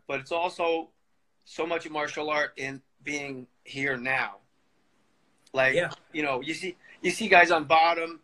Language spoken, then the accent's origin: English; Verona, New Jersey, United States; I'm from Verona